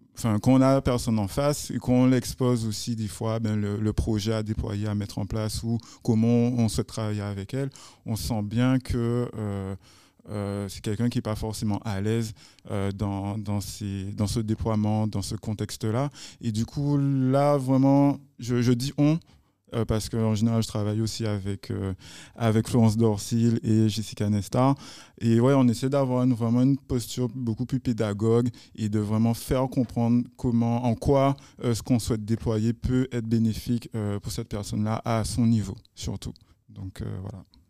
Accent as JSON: {"language": "French", "country": "Guadeloupe", "said": "chez nous en Guadeloupe."}